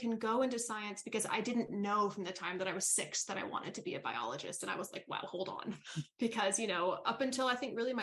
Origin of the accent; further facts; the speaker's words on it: New York City, New York, United States; moved away as an adult; I grew up in New York City, so concrete jungle